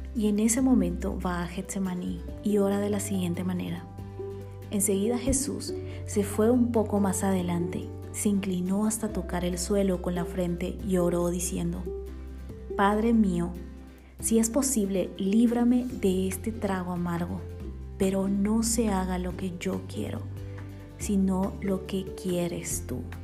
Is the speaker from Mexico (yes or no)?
no; Bolivia; born or raised there; now in Guatemala